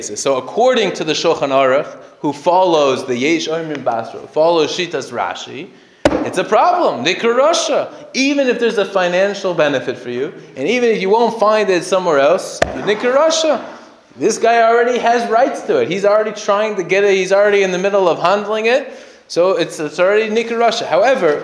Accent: United States; I grew up in America

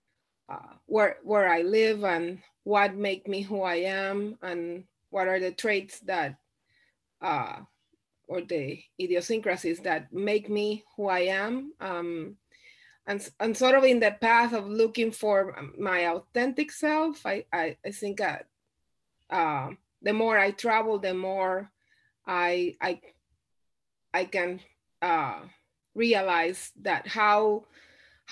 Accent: Puerto Rico; moved away as an adult; I grew up in Puerto Rico. I was born and raised in Puerto Rico. I lived in Puerto Rico 27 years before I moved anywhere else

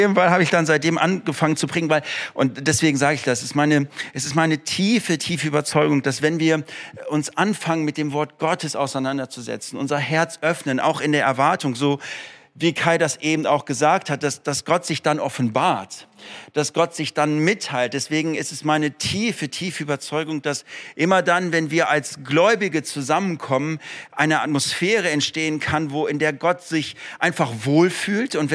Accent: Frankfurt, Hesse, Germany; born there; also born or lived in Moers / Osnabrück / Ruhr; geboren bin ich zwar in Frankfurt, habe aber in Mörs, Osnabrück und dann im Ruhrgebiet gelebt.

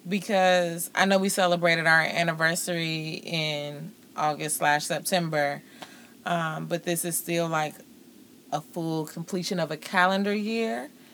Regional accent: Twinsburg, Ohio, United States; also born or lived in Cleveland, Ohio; I actually grew up in Twinsburg. We are originally from the east side of Cleveland, but I grew up in Twinsburg.

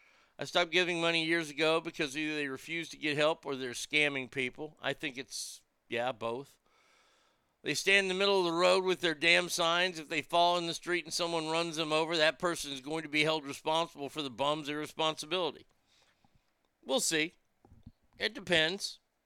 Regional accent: Sacramento, California, United States; Growing up in Sacramento, I remember it's being cleaner and not seeing a bum anywhere, everywhere.

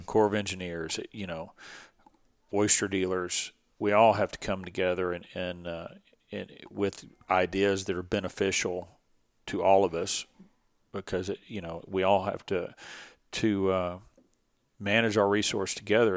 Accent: Dickinson, Texas, United States; I had a little bit of an advantage growing up here, growing up on Dickinson Bio

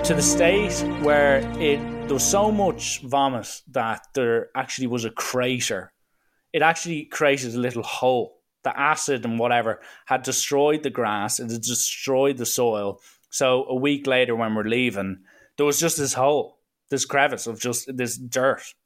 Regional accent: Ireland; I'm like, uh, Ireland

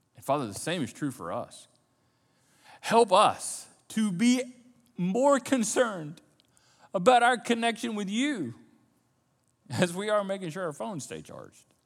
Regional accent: United States; We're Americans. And as American Christians or Christians who happen to live in America, we are born and bred in the context of independence.

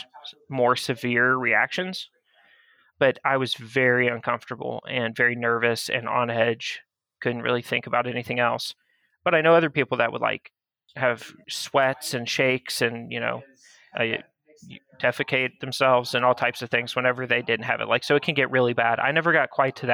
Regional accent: Florida, United States; born or raised there; also born or lived in Georgia

